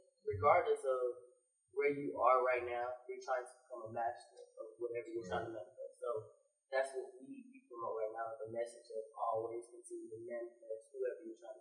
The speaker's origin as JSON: {"language": "English", "region": "Mississippi", "country": "United States", "tie": "born or raised there", "also_born_or_lived": "Alexandria, Virginia", "said": "I was born in Alexandria, Virginia. It might just be in my blood, but. Yeah, I'm from here. I'm from Mississippi. I was here from 5 to 18."}